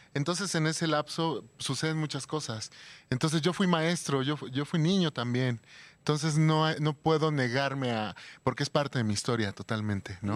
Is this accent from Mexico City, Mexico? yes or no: yes; Mexico City, Mexico; Yo soy de aquí de la Ciudad de México